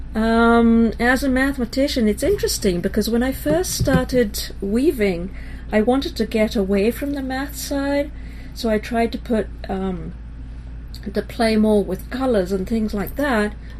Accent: Israel; also born or lived in England; I was born in England and grew up in Israel

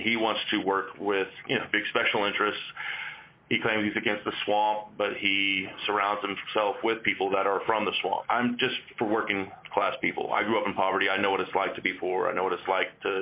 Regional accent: Oklahoma City, Oklahoma, United States; now in Kansas, United States; I grew up in Oklahoma City, Oklahoma

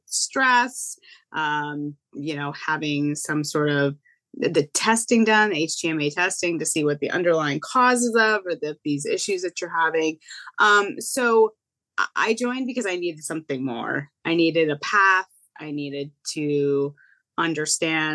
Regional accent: Connecticut, United States; I'm from Connecticut

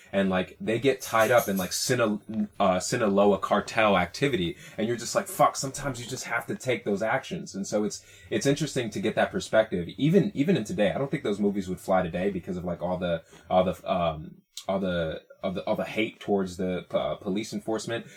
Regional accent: Hartford County, Connecticut, United States; moved away as an adult; also born or lived in Puerto Rico (ancestry); now in Bay Area, United States; I grew up in Hartford County in Connecticut

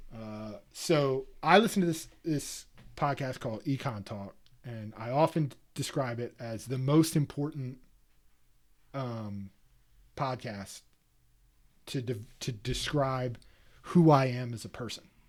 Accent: East Coast, United States; growing up on the East Coast

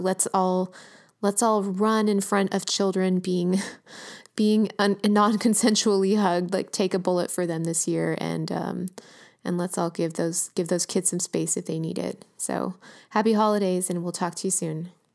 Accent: Los Angeles, California, United States; my hometown, working class L

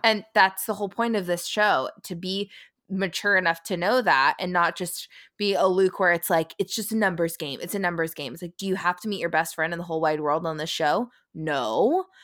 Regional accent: San Francisco, California, United States; We're from San Francisco, California

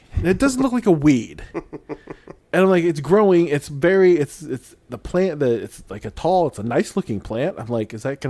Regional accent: Philippines; being Filipino, your whole life is about rice.

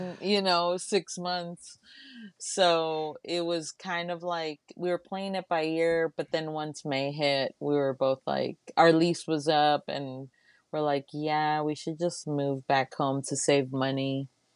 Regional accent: Laredo, Texas, United States; now in Austin, United States; I'm originally from Laredo, Texas.

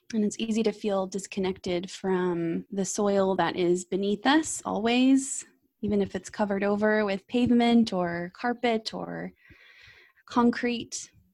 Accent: Texas, United States; I grew up with as a Texan

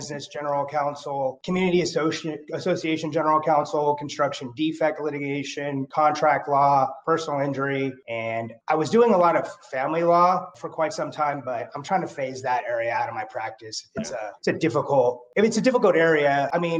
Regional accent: Henderson, Nevada, United States; also born or lived in West Virginia / Irvine, California / South Bay, Los Angeles, California; We moved here from West Virginia. My parents moved us here when I was about six. So I have been in the Las Vegas / Henderson area for the majority of my life

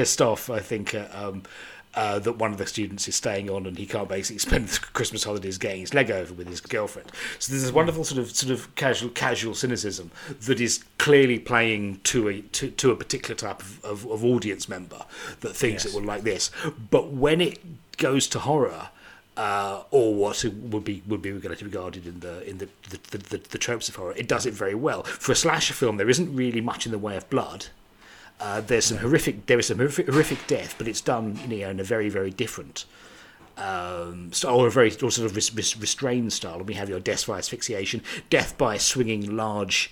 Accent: United Kingdom; I'm British

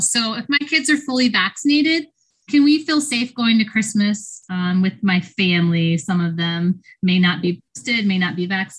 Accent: Iowa, United States; from Iowa.

